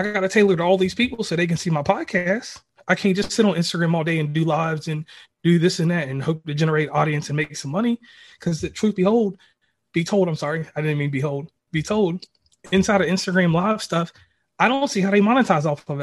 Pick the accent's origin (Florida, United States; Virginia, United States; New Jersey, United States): Virginia, United States; my family, we're originally from Virginia. Um, the center of Virginia, like right below Charlottesville